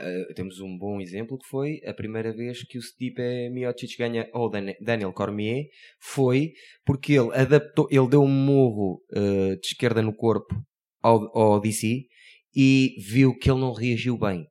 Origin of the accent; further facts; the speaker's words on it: Porto, Norte, Portugal; nós somos do Porto